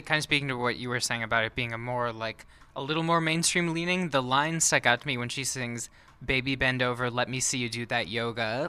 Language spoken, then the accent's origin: English; Minnesota, United States; I'm from Minnesota